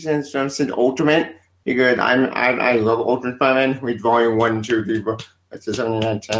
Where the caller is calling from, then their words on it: North Carolina, United States; North Carolina.